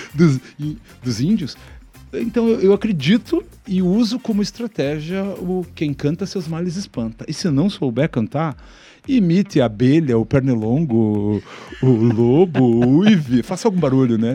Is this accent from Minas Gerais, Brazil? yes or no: no; Ponta Grossa, Paraná, Brazil; now in Curitiba, Brazil; Eu nasci em Ponta Grossa, então sou um cidadão pontagrossense, uhum. mas me considero um cidadão curitibano por conta disso.